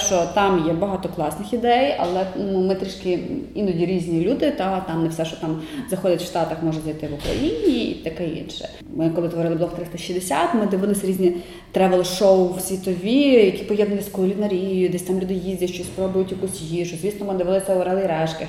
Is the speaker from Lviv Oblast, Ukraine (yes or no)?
yes; Sokal, Lviv Oblast, Ukraine; moved away; Я з маленького міста сама я народилася в Сокалі е, та 90 кілометрів від Львова.